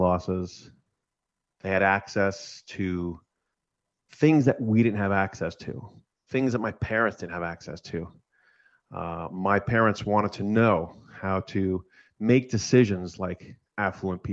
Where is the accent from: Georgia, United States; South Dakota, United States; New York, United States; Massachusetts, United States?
New York, United States; I grew up in New York. I'm first generation Italian here.